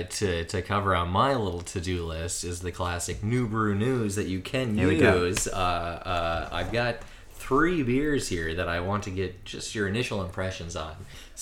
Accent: United States; now in Australia; for me as an American

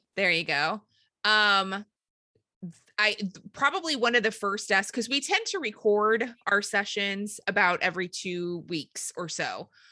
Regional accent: St. Louis, Missouri, United States; we are from Saint Louis or the Saint Louis area.

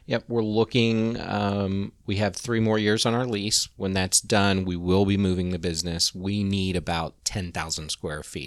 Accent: Kansas, United States; moved away as an adult; now in Orlando, United States; I grew up in Kansas. Um, and growing up as a gay kid in the eighties in, you know, small town Kansas

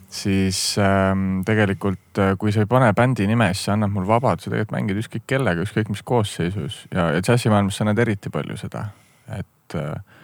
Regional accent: Viljandi, Viljandi County, Estonia; also born or lived in Amsterdam, Netherlands; now in Tallinn, Estonia; ma olen ise Viljandist pärit

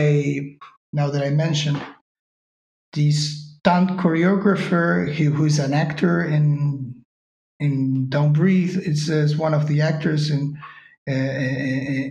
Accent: Uruguay; moved away as an adult; now in Spain; we are both from Uruguay

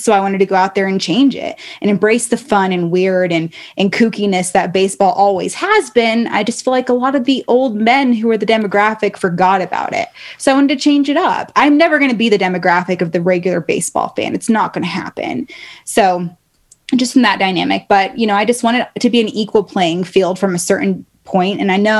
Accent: Baltimore, Maryland, United States; born there; also born or lived in California / Reno; my little brother, I was born in Baltimore. We moved to California for a little bit, back to Reno or to Reno.

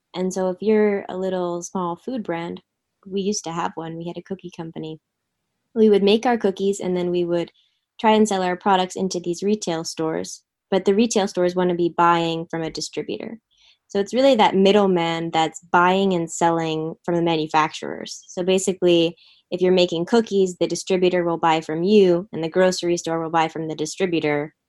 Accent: Philadelphia, Pennsylvania, United States; moved away as an adult; also born or lived in San Francisco; I moved to San Francisco from Philadelphia area where I grew up.

